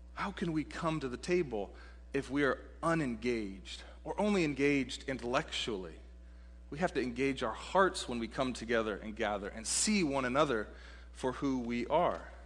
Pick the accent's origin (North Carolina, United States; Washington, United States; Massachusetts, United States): Washington, United States; Seattle; also born or lived in Texas; for a Seattleite, I grew up in Seattle